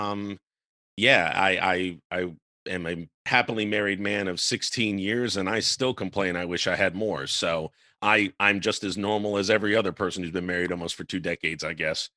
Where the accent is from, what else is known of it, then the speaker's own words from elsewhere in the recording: Baltimore, Maryland, United States; now in Charleston, United States; I'm from the Baltimore, Baltimore, D.C. area